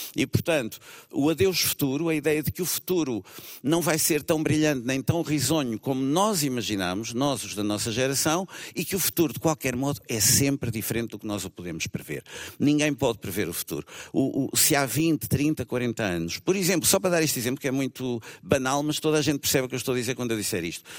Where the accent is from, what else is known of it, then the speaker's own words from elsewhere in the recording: Lisbon, Portugal; sou mais de Alvalade, Entre Campos